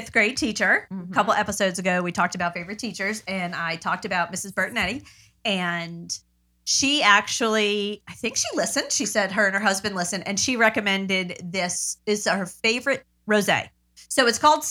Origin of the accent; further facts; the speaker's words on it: Baldwin, New York, United States; I grew up in Baldwin